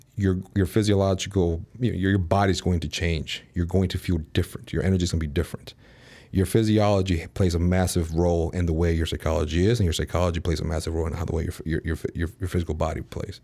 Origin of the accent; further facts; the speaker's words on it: Chicago, Illinois, United States; moved away as an adult; now in Dallas, United States; born and raised in Chicago, moved out to Dallas, Texas last August